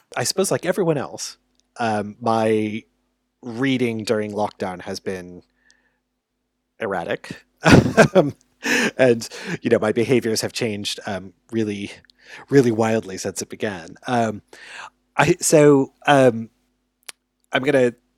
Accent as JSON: {"language": "English", "country": "United States", "said": "as an American"}